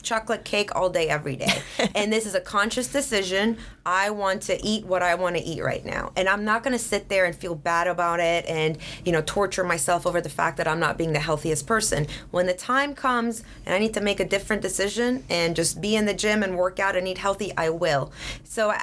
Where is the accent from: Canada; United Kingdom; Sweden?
Sweden; now in Atlanta, United States; I grew up in Sweden, so we had very open dialogues in class